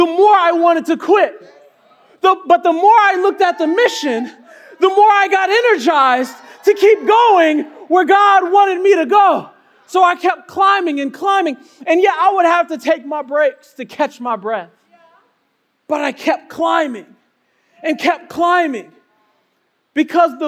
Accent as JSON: {"language": "English", "town": "Chicago", "region": "Illinois", "country": "United States", "said": "I'm a city boy. You know, I come from Chicago, you know, so paved streets is my thing"}